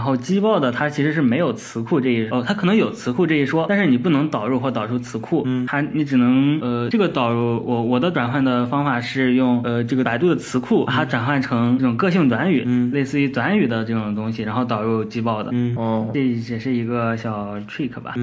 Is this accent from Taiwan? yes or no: no; China; 我们，我们中国人